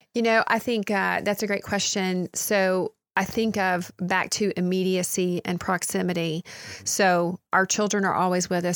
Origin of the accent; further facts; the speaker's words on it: United States; as American Christians